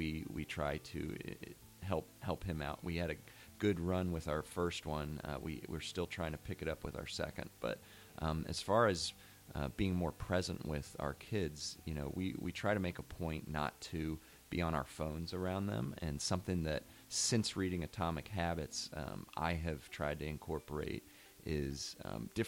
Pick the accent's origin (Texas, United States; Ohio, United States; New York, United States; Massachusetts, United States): Ohio, United States; West Chester; now in Mason, United States; I grew up close by in Westchester